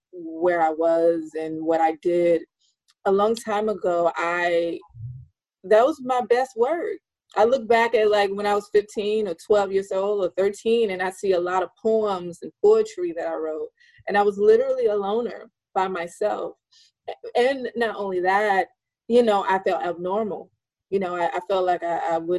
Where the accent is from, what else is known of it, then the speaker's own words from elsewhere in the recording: Alabama, United States; in Alabama, there, you know, there where I lived, it wasn't a lot there